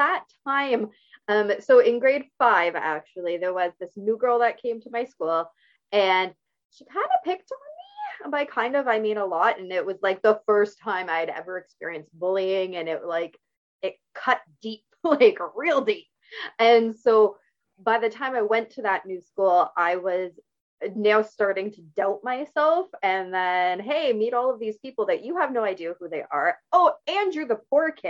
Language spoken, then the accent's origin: English; St. Catharines, Ontario, Canada; I grew up in St. Catharines, Ontario, in Canada. I live in the same region, just not quite the same city